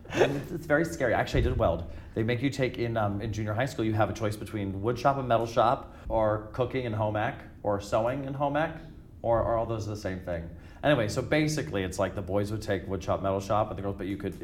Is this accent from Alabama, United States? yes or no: no; Orem, Utah, United States; moved away; I grew up in Utah